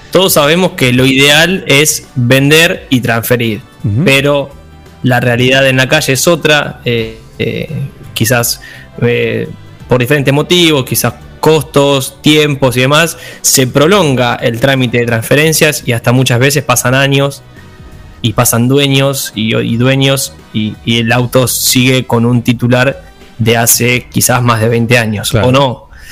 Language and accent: Spanish; Buenos Aires Province, Argentina; somos eh, ciudadanos de la provincia de Buenos Aires